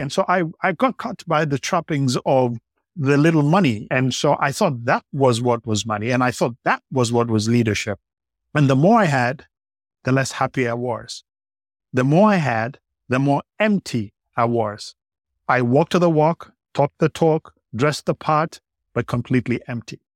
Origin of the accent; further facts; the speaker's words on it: Kenya; I, I grew up in Kenya